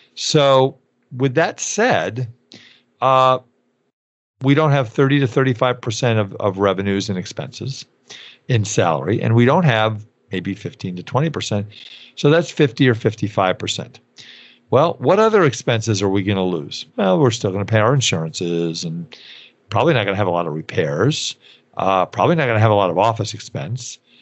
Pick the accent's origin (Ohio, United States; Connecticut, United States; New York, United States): New York, United States; growing up in New York